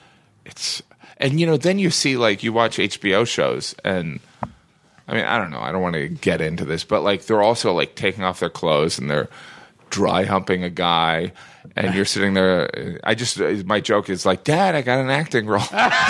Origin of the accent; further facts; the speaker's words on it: Midwest, United States; All right, I'm from the Midwest. All right? I'm from the Midwest. I love the Northeast.